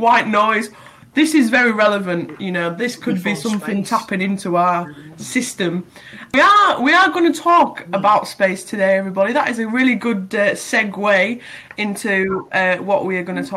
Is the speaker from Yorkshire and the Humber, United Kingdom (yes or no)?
yes; Bridlington, Yorkshire and the Humber, United Kingdom; we're from towns of crab and lobster